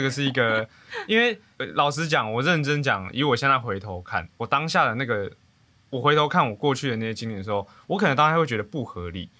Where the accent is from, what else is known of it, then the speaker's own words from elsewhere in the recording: northern Taiwan, Taiwan; 我是北部人